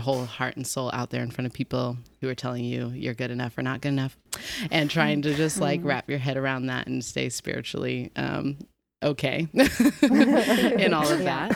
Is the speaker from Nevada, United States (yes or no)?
yes; Reno, Nevada, United States; moved away as an adult; also born or lived in Los Angeles, California; now in New York, United States; I was born and raised in Reno, Nevada